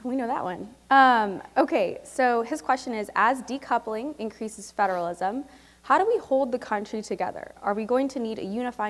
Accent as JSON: {"language": "English", "region": "Texas", "country": "United States", "said": "I'm from Texas, too, and I'm happy with us being uniquely Texan."}